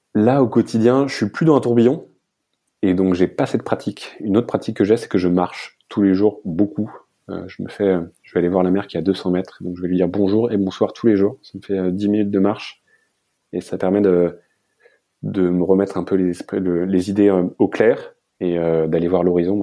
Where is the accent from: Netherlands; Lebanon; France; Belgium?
France; moi, en tant que petit Français